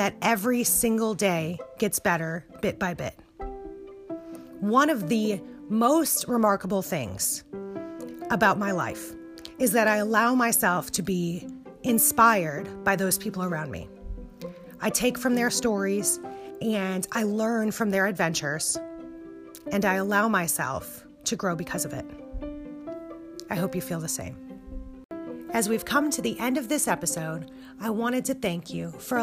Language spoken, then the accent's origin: English; Wisconsin, United States; moved away; back in my hometown in Wisconsin